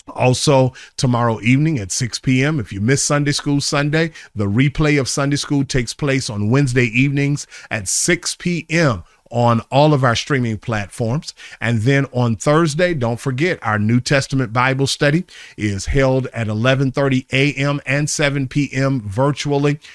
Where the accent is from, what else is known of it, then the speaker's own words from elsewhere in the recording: Charlotte, North Carolina, United States; moved away; my hometown, I am coming to Charlotte this week